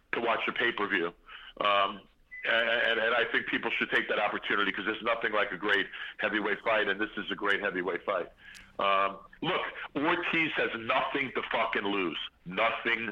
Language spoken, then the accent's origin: English; New York City, New York, United States; I come from Brooklyn